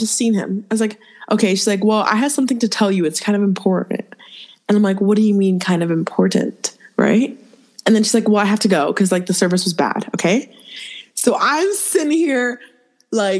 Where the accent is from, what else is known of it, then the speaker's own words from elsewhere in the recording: Toronto, Ontario, Canada; moved away; So I grew up in Toronto.